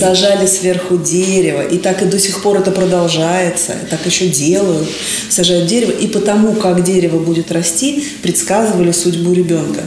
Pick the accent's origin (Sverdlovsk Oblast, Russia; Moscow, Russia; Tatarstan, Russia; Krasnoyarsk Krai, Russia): Moscow, Russia; мы россияне, мы москвичи